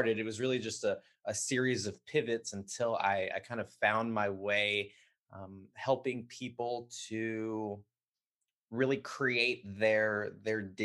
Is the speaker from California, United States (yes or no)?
yes; Southern California, United States; I grew up in Southern California